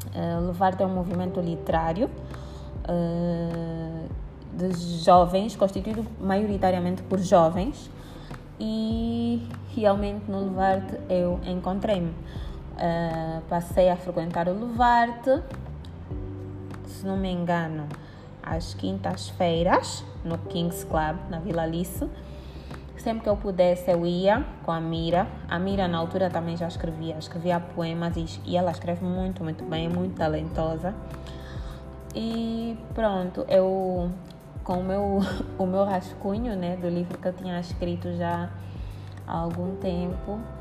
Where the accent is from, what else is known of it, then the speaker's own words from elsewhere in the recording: Angola; eu sou angolana e sou escritora